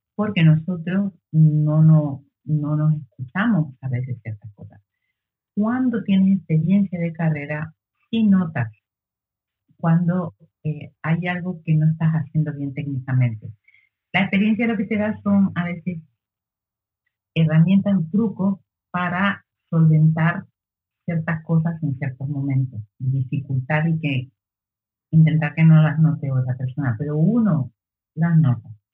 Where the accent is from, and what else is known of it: Lanzarote, Canary Islands, Spain